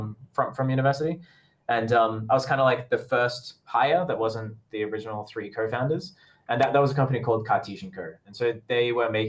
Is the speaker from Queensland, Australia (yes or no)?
yes; Brisbane, Queensland, Australia; moved away as an adult; now in Shenzhen, China; going back to Brisbane and just sort out what I was doing back in sort of my hometown